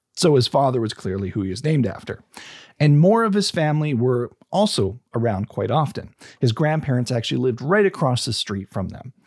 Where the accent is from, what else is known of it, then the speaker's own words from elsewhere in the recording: British Columbia, Canada; we're British Columbians